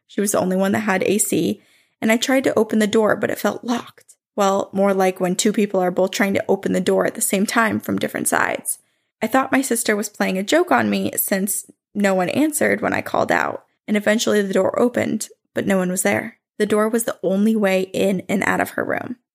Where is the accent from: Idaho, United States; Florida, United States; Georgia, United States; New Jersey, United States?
New Jersey, United States; born or raised there